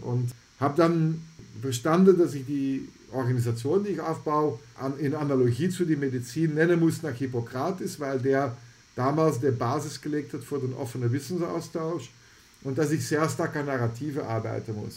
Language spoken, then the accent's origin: German; Antwerp, Flanders, Belgium; German is a second language; moved away; Ich komme ursprünglich aus Antwerpen, das liegt in Belgien